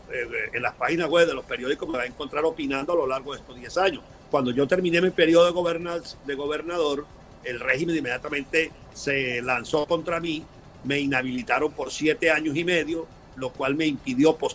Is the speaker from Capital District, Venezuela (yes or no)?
no; Táchira, Venezuela; Pero yo soy un venezolano que de verdad quiere ser presidente. Primero porque tengo la, vocación, la formación, quizás por mi condición de gocho, eh